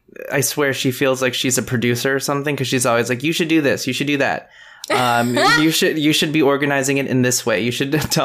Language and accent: English; Texas, United States; in Texas where I was born